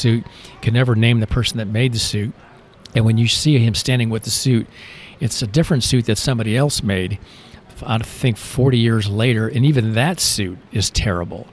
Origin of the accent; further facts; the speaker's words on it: Florida, United States; also born or lived in Michigan / Key West, Florida; now in Georgia, United States; growing up in Florida on the edge of the Everglades